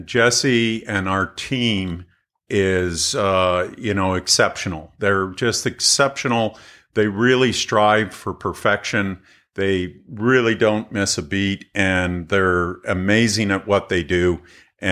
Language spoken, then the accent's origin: English; Toronto, Ontario, Canada; also born or lived in London, Ontario / Windsor, Ontario; now in United States; I grew up in Toronto